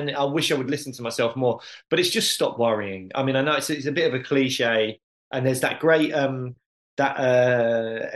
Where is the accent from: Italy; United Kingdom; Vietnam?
United Kingdom; as a British teenager